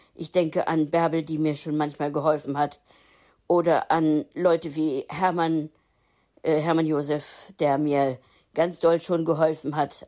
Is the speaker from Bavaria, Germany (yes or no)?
no; Hildesheim, Lower Saxony, Germany; now in Hamburg, Germany; Hildesheim ist meine Geburtsstadt gewesen.